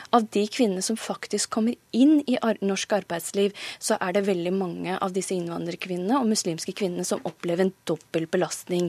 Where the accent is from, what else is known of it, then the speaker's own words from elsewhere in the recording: Norway; jeg er født og oppvokst i Norge